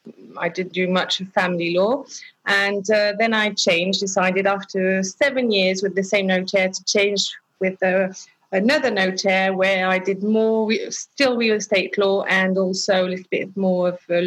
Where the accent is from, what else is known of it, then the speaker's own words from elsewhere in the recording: Lyon, Auvergne-Rhône-Alpes, France; also born or lived in England; Yeah, so I was born in England, and afterwards we came to live in France, in Lyon.